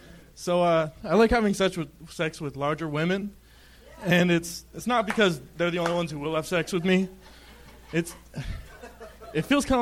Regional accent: California, United States

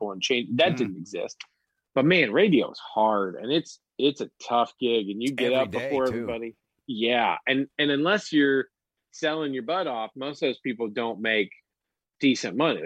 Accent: Birmingham, Alabama, United States; I grew up in Birmingham in a little pocket

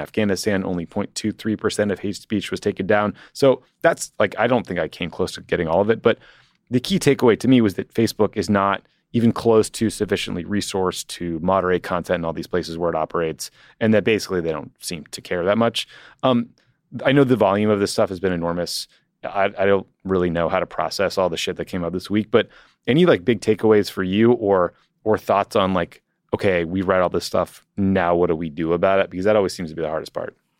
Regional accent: United States; as an American

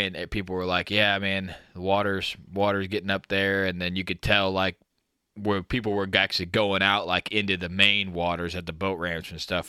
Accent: Midwest, United States; I'm from the Midwest

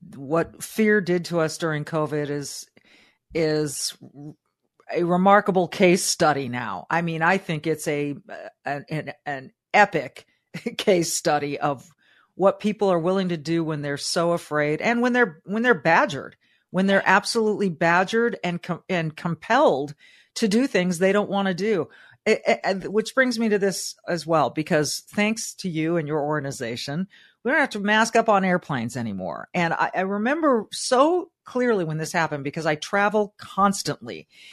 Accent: Southern California, United States; Growing up in Southern California, my mom was a public school teacher

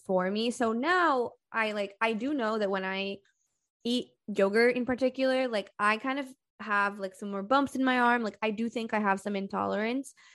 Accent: Brazil; I'm from Brazil

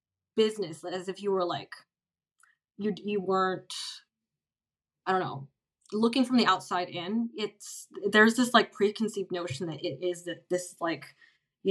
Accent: United States; outside of America, where I'm from

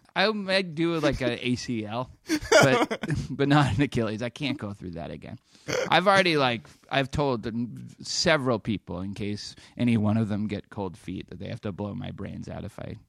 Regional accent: Boston, Massachusetts, United States; I grew up in Boston, and that's just how it works.

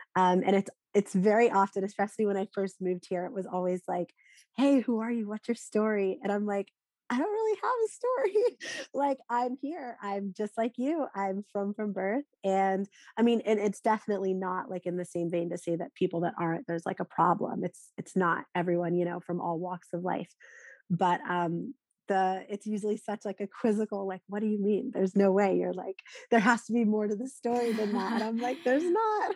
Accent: North Carolina, United States; now in Philadelphia, United States; I grew up in North Carolina, I'm now living in Philadelphia

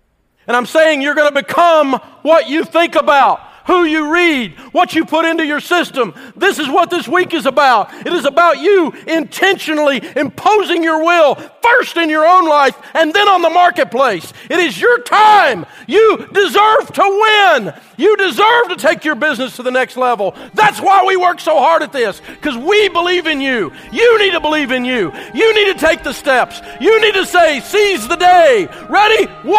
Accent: the South, United States; And I'm a Southerner. I mean, that Southern yell, you got to go, yeah!

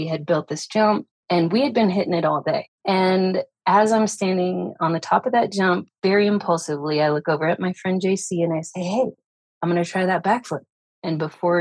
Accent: Farmington, New Mexico, United States; also born or lived in Las Vegas, Nevada; I'm from Northern Mexico, which is about 40 minutes from Durango, Colorado

